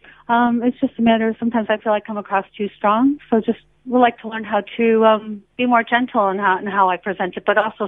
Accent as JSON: {"language": "English", "country": "United States", "moved": "yes", "lives_now": "Australia", "said": "I'm American and I'm in Australia"}